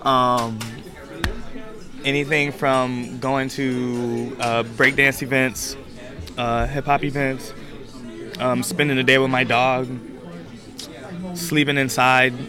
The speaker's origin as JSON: {"language": "English", "town": "Chicago", "region": "Illinois", "country": "United States", "said": "My proudest moment as a Chicagoan"}